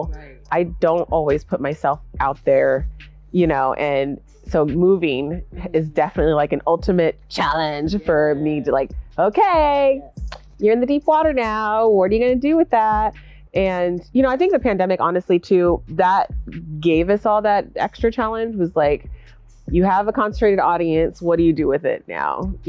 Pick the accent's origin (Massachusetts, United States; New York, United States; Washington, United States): Washington, United States; Olympia; I'm from Olympia. I was born in Olympia.